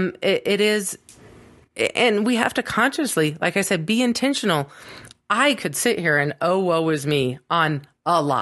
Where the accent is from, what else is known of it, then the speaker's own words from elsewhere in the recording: Fairbanks, Alaska, United States; moved away; also born or lived in Arizona; I was born in Arizona. When I was almost four, like 3 and a half, we moved to Alaska